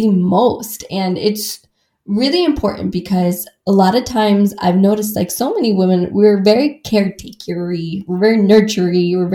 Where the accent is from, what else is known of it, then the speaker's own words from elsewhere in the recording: Midwest, United States; I grew up in the Midwest where everybody kind of talks around circles